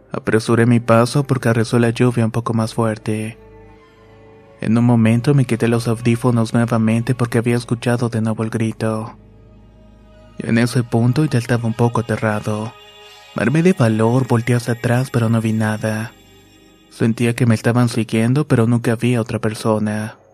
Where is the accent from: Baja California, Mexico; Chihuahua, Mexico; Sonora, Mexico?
Baja California, Mexico; Tijuana; born there; Soy nacido en Tijuana, Baja California, pero tengo familia en Michoacán.